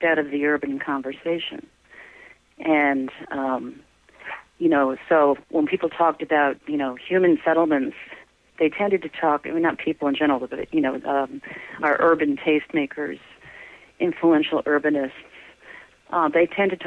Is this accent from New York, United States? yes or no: yes; Syracuse, New York, United States; moved away as an adult; also born or lived in Rochester, New York / Albany, New York / Detroit, Michigan; now in Boston, United States; I grew up in Syracuse, New York